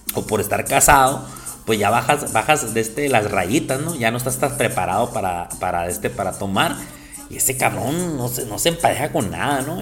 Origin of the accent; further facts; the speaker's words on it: Mexico; somos mexicanos